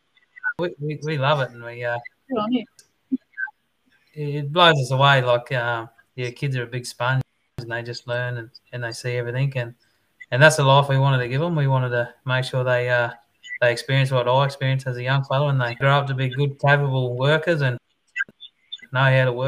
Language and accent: English; Nanango, Queensland, Australia; I grew up over in the South Burnett, over in the Kingaroy area.